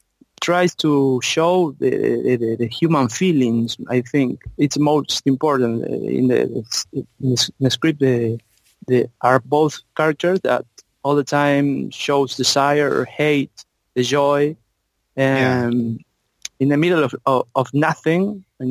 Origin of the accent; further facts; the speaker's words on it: Tucumán, Argentina; from Argentina, from a province called Tucumán